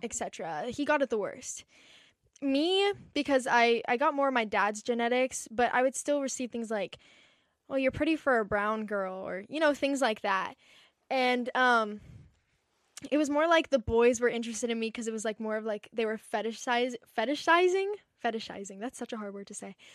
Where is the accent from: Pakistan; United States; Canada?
United States; Encinitas, California; I grew up in Encinitas, which is, like, a small little beach town